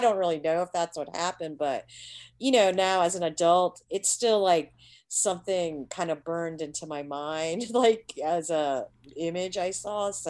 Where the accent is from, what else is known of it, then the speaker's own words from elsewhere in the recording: India; I just know just from being Indian, like I kind of see a lot of like a lot of disabled you know there's a lot of disabled people in india as well